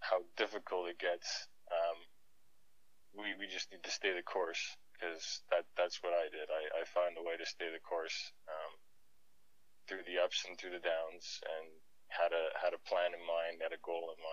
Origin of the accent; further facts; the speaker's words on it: Toronto, Ontario, Canada; moved away as an adult; now in Calgary, Canada; I was born originally in Toronto, Ontario. I was raised there for I moved out to Calgary in 2009, so that would have been about 28.